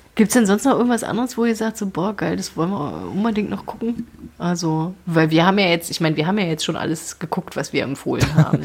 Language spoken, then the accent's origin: German; East Germany, Germany; Mitteldeutsche aus, Mittel, Mittel, Mittelalter Ostdeutsche